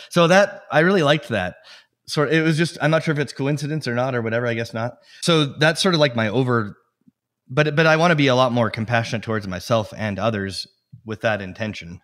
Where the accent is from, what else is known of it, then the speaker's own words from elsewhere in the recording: Edmonton, Alberta, Canada; now in Steamboat Springs, United States; I was born in Edmonton, Alberta, in Canada